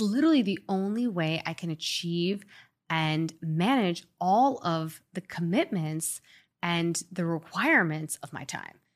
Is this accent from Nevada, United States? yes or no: no; Long Island, New York, United States; moved away as an adult; also born or lived in Springfield, Illinois / Manhattan / San Francisco / Boston; now in Miami, United States; I grew up mostly in Long Island